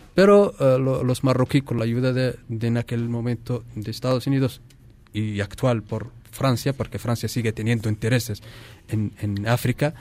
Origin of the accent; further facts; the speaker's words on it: Western Sahara; tenemos 200.000 mm, refugiados saharauis